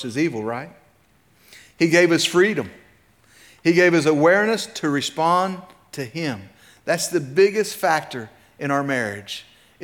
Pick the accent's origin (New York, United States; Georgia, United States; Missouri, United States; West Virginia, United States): West Virginia, United States; Clay County; also born or lived in Medina County, Ohio; I was born in Medina County, Ohio, lived there till I was 5, moved to Clay County, West Virginia.